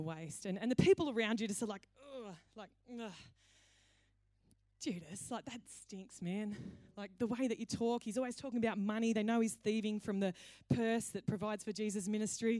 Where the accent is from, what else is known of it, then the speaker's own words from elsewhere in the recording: Cowra, New South Wales, Australia; When I grew up in Cowra, it was a great day when KFC came to town